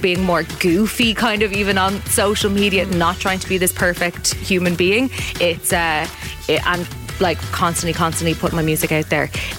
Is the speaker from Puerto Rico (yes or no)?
no; Dublin, Leinster, Ireland; also born or lived in Finglas; I'm like from Ballymun and then was living in Finglas.